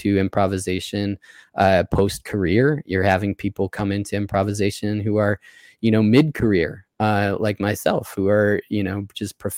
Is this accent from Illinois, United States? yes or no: yes; Chicago, Illinois, United States; moved away as an adult; also born or lived in Columbia, Missouri; now in Sarasota, United States; I grew up outside of Chicago